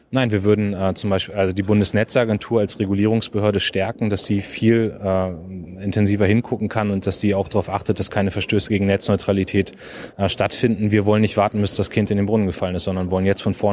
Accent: Germany; Also wir dürfen als Deutsche nicht zulassen, dass äh, unsere Bürgerinnen und Bürger ausspioniert werden auf deutschem

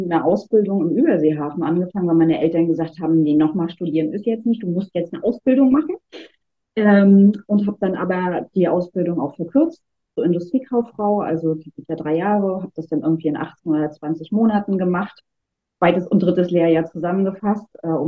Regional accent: Wismar, Mecklenburg-Vorpommern, Germany; moved away as an adult; now in Rostock, Germany; Aber ich bin tatsächlich 2007 aus Wismar hier nach Rostock gekommen und äh, ja auch nie wieder gegangen, was soll ich sagen.

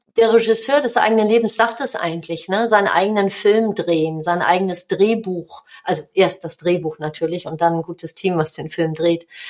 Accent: Hamburg, Germany; accent: Hamburgisch; moved away as an adult; now in North Rhine-Westphalia, Germany; ich bin in Hamburg geboren

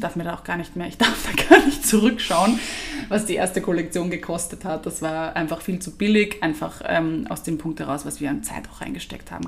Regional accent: Vienna, Austria; für mich war trotzdem die Wiener Sprache als Wiener Kind so obvious

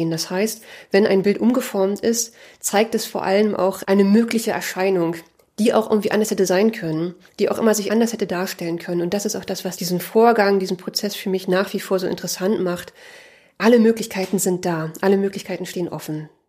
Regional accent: Berlin, Germany; born there; now in Leipzig, Germany; Ich wurde 1980 in Ostberlin geboren. Ich bin 2003 zum Studium nach Leipzig gekommen.

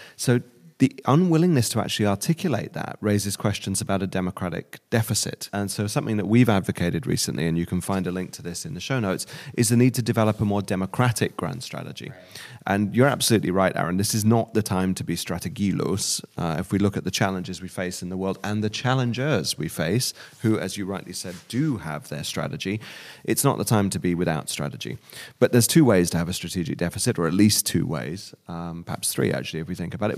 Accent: United Kingdom; now in Germany; as a Brit growing up

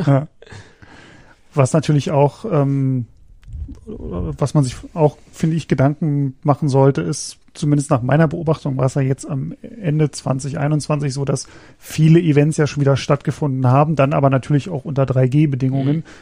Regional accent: Berlin, Germany; moved away as an adult; now in Frankfurt, Germany; in meine Heimat also nach meiner äh, Heimatstadt Berlin

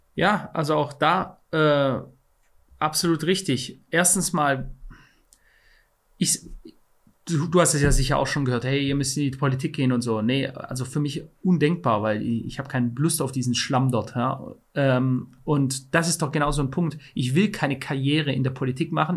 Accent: Germany; bei uns in Deutschland

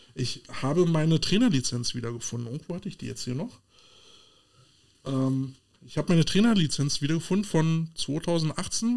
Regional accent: Berlin, Germany; so als Berliner

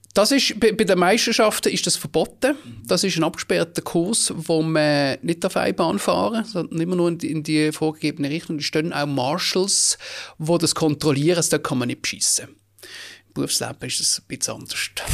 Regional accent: Basel, Basel-Stadt, Switzerland; geboren im Frauenspital zu Basel und nachher an der Brisacherstrasse im Gleibasel, gerade beim Erasmusplatz, äh, 20 Jahre lang gelebt

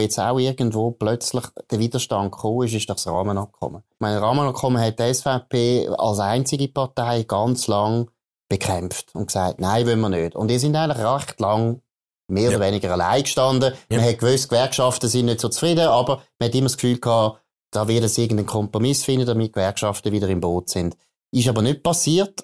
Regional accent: Aargau, Switzerland; ich bin im Aargau aufgewachsen

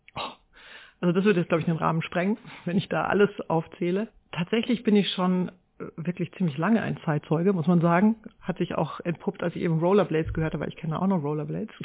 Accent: Haßloch, Rhineland-Palatinate, Germany; moved away; also born or lived in Neustadt an der Weinstraße; ich bin in Hasloch im durchschnittlichsten Dorf Deutschlands groß geworden

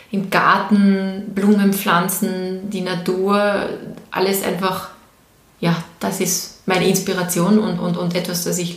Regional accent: Vorarlberg, Austria; now in Graz, Austria; ich bin aus Vorarlberg, ich bin gebürtige Vorarlbergerin und ich fahre mehrmals im Jahr nach Hause ich nenne es nach Hause.

